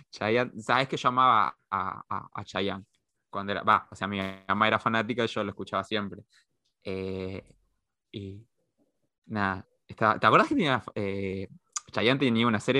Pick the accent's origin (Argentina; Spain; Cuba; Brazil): Argentina; Chaco; No, porque en realidad yo sí soy chaqueño, pero soy chaqueño de otra parte.